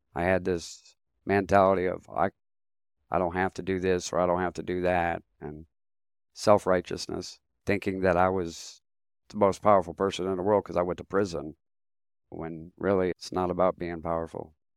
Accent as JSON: {"language": "English", "region": "Ohio", "country": "United States", "tie": "born or raised there", "also_born_or_lived": "San Fernando, California", "said": "I was born in San Fernando, California. and my dad brought me from California on the back of a motorcycle to Ohio as an infant."}